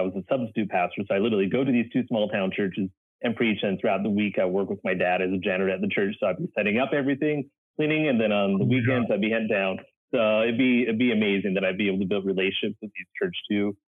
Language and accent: English; Canada; now in United States; Because I know when I came down from Canada, a pastor said to me like, …, you can move down to the States, but you're going to have to build relationships there.